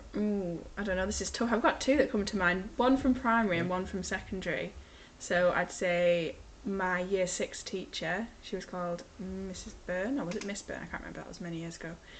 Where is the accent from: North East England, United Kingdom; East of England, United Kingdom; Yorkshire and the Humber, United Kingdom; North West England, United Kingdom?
North West England, United Kingdom; Ulverston; also born or lived in Chester; I am from Ulverston, so I went to primary school, I went to St Mary's in Ulverston, and then I went to Ulverston Victoria High School